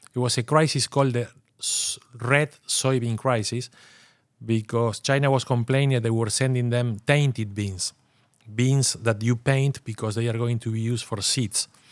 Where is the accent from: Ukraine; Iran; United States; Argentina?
Argentina; I'm from Argentina